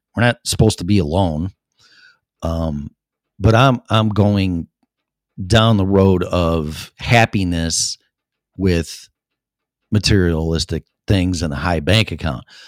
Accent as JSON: {"language": "English", "town": "Streamwood", "region": "Illinois", "country": "United States", "tie": "born or raised there", "moved": "as an adult", "lives_now": "Colorado, United States", "said": "my hometown in Streamwood"}